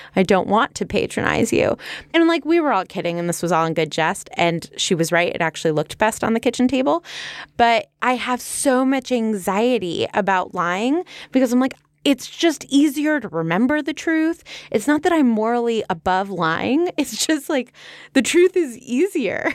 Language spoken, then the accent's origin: English; California, United States; We're from California